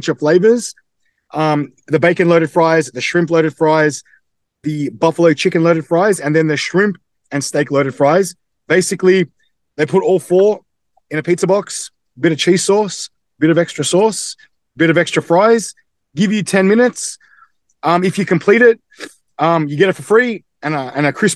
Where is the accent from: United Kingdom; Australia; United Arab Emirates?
Australia; accent: Australian; I'm born and bred in Australia, but my mother is from Croatia and my dad's from England.